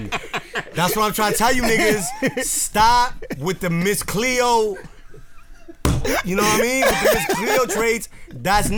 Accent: New York, United States; I'm a New Yorker

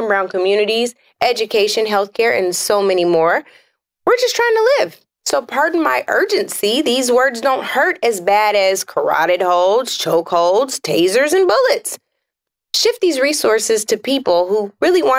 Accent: Washington, United States; my home state of Washington

